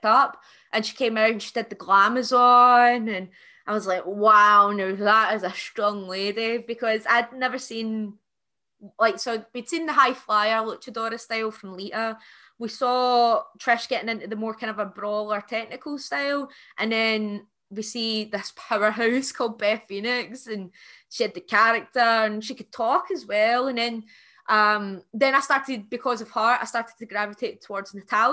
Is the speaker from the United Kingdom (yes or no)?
yes; Scotland, United Kingdom; I'm Scottish